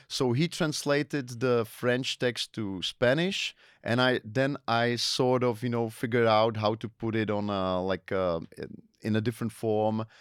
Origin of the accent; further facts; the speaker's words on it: Ostrava, Moravian-Silesian Region, Czechia; English is a second language; also born or lived in Las Palmas de Gran Canaria, Spain; I was born in Ostrava